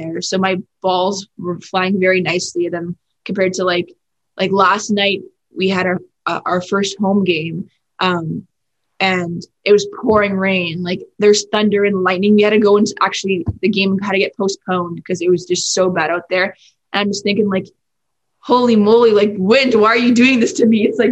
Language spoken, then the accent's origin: English; Vancouver, British Columbia, Canada; I'm from Vancouver, BC, in Canada